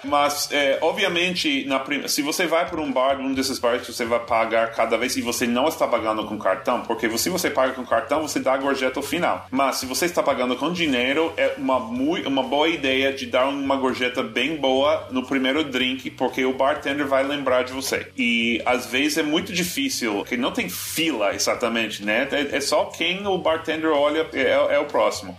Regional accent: United States; Portuguese is a second language; also born or lived in Boston; now in New York, United States; nós, nos Estados Unidos

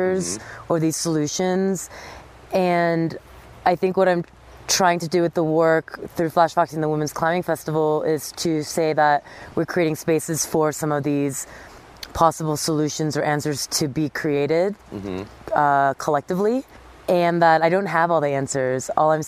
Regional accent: Southern California, United States; moved away; also born or lived in New York City; I grew up in Southern California surfing and snowboarding and downhill mountain biking.

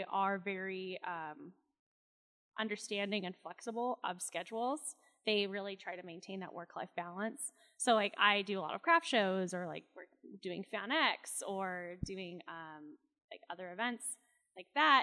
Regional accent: Utah, United States; also born or lived in Boston, Massachusetts / Los Angeles, California; basically grew up here. I moved here when I was like 10, because my whole family's here

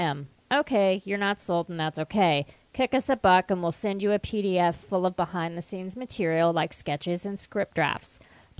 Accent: West Virginia, United States; moved away; I'm from West Virginia, too

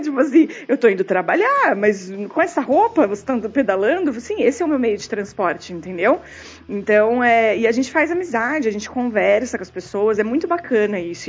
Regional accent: São Paulo, Brazil; moved away; Eu sou de São Paulo, eu, moro, eu tirei minha carteira em São Paulo

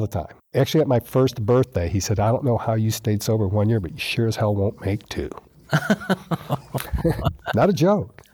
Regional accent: New York, United States; moved away; I'm from New York. I've lived in a city my whole life

